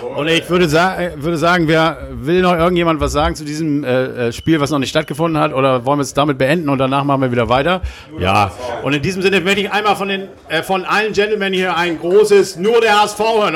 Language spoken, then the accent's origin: German; Hamburg, Germany; als Hamburger